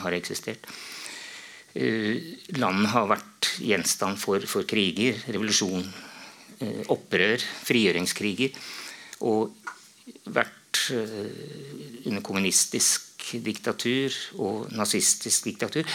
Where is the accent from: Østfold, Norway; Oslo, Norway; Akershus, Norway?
Akershus, Norway; Romerike; det, var på en måte naturlig da, etter mange år, å skrive noe om hjemtraktene mine